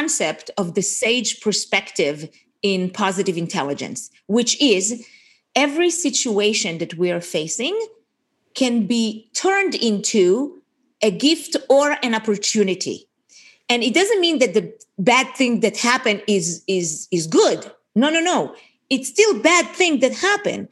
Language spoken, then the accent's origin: English; Israel; moved away as an adult; now in Portland, United States; I grew up in Israel, served in the Israeli military, was an officer in the Israeli army, came here to America in December of 1986